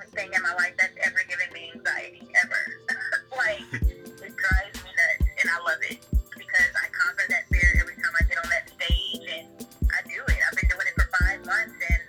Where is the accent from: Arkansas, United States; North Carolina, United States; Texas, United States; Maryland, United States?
Texas, United States; Dallas; now in Atlanta, United States; I'm from Dallas, Texas. I live in Atlanta, Georgia, but I'm in LA right now.